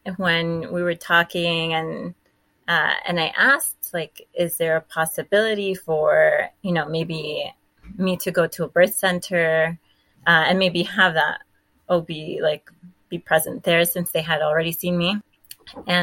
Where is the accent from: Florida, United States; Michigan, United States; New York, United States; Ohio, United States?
Florida, United States; Miami; moved away as an adult; also born or lived in Tennessee; So I was born in Miami. I got my master's at FIU in Miami